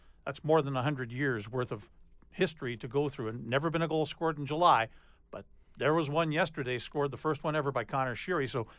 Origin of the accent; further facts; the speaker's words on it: Winnipeg, Manitoba, Canada; I'm from Winnipeg